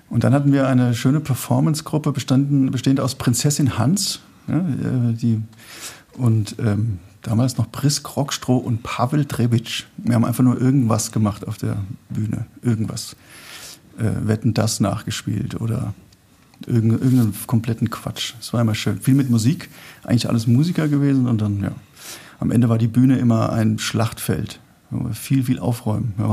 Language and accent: German; Rhenish Hesse, Rhineland-Palatinate, Germany; also born or lived in Berlin; now in Frankfurt, Germany; also ich bin da aufgewachsen in Rheinhessen